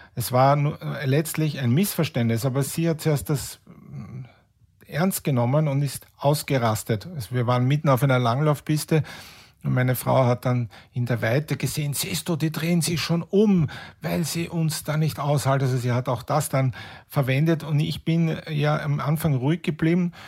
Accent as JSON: {"language": "German", "region": "Vienna", "country": "Austria", "said": "bei uns in Wien über die Kärntnerstraße gehe"}